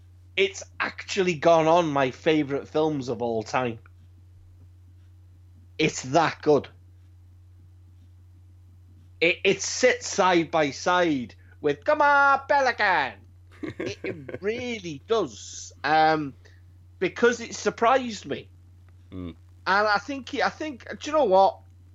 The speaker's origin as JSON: {"language": "English", "country": "United Kingdom", "said": "It's weird, we're British."}